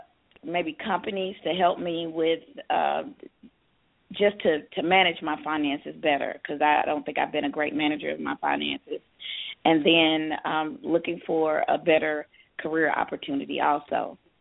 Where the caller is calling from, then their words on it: Georgia, United States; I'm calling from Georgia.